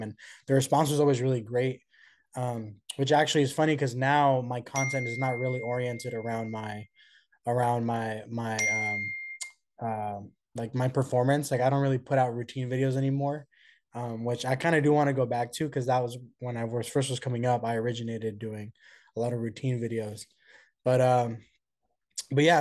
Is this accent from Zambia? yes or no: no; Oakland, California, United States; I was born and raised in the Bay Area from Oakland